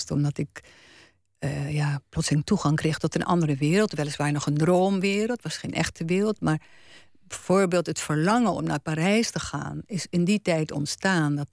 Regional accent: Gelderland, Netherlands; Kijk, ik kwam uit Gelderland.

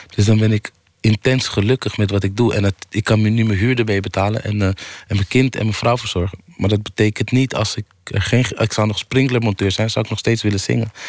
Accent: Amsterdam, North Holland, Netherlands; ik kom uit Amsterdam Oost

